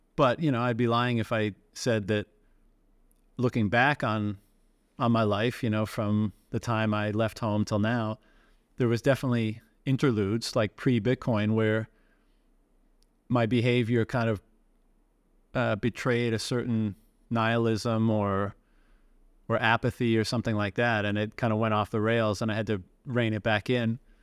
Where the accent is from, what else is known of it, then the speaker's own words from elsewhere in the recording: Newfoundland and Labrador, Canada; I'm from Newfoundland